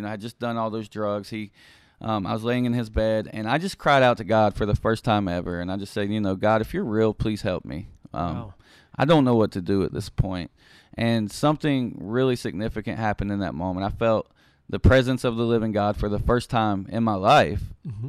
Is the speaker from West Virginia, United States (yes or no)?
yes; Beckley, West Virginia, United States; I am originally from Beckley, West Virginia. I grew up there